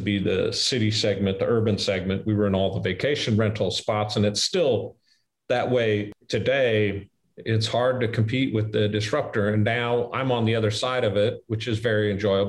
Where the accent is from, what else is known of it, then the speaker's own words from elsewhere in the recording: Midwest, United States; I'm from the Midwest.